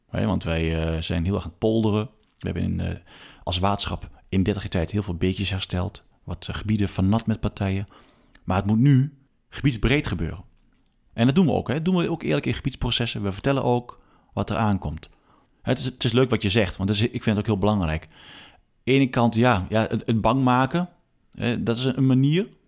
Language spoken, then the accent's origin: Dutch; Achterhoek, Gelderland, Netherlands; also born or lived in Arnhem, Netherlands; now in Oosterbeek, Netherlands; En ik ben ook een zandhaas hoor. Ik, ben, eh, ik kom uit de Achterhoek, ik hou van zand.